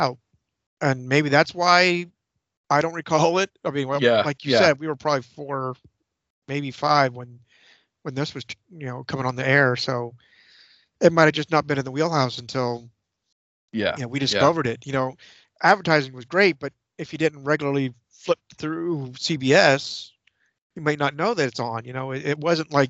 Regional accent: Clearfield, Pennsylvania, United States; also born or lived in Frenchville, Pennsylvania; we moved from Dory Street in Clearfield to my stepdad's house

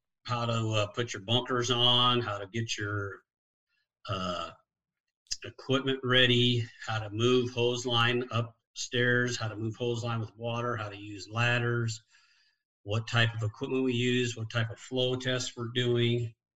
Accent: Illinois, United States; born there; also born or lived in Washington; Lived in Washington for 12 years, but I was born in Illinois and I graduated high school in Illinois. But I only lived in Illinois for 5 years.

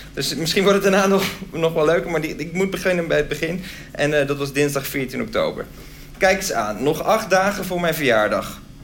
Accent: Groningen, Netherlands; Ik kwam zelf uit Groningen

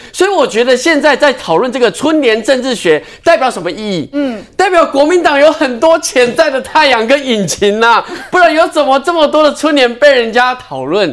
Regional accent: Yunlin County, Taiwan; 我是云林人

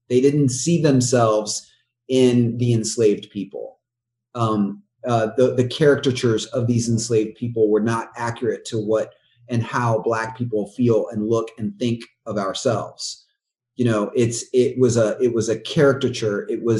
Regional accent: the South, United States; It was important to us that we lean into the beauty of the South. Born and raised in the South.

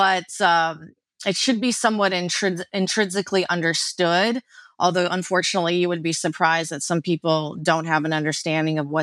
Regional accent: New York, United States; being a New Yorker

